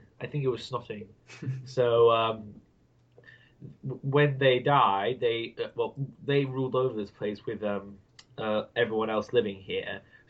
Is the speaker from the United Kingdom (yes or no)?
yes; Nottingham, East Midlands, United Kingdom; Yes, I am from England, specifically Nottingham, right in the middle.